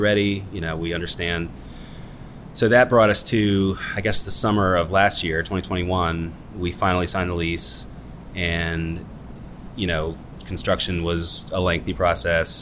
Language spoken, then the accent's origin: English; Sugarland Run, Virginia, United States; We grew up in Sugarland Run